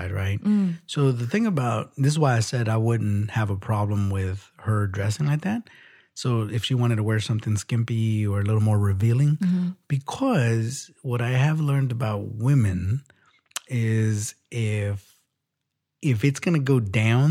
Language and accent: English; United States; I'm American